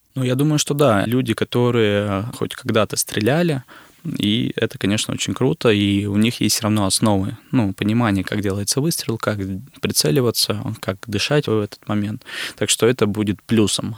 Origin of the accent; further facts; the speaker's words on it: Izhevsk, Udmurtia, Russia; Я сам родом из Ижевска, из Удмуртской республики.